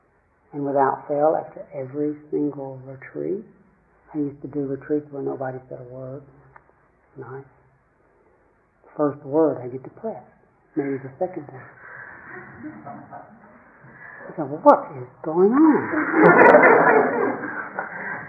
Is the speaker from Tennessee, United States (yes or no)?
yes; Tennessee, United States; the lake I grew up on in Tennessee, Lake Chickamauga